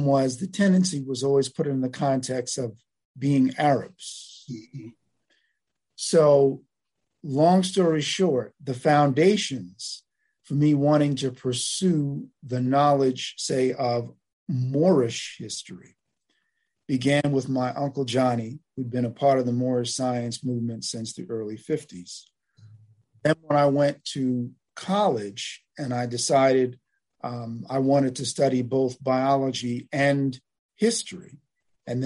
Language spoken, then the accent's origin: English; Long Island, New York, United States; I grew up on Long Island, you know, in New York